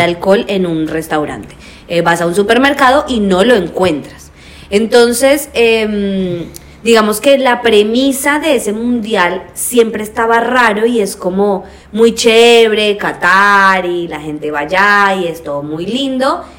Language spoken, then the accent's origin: Spanish; Colombia; yo soy colombiana